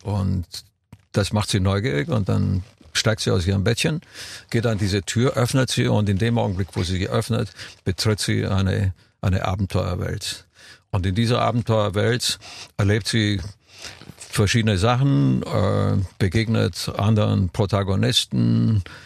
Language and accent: German; Romania; moved away; als Kind in Rumänien